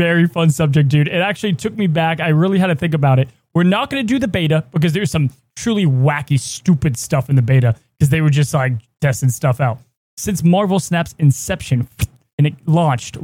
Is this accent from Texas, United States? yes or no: yes; Texas, United States; I grew up in Texas